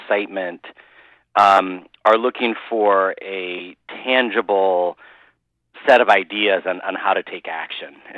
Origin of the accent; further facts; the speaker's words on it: Midwest, United States; growing up in the Midwest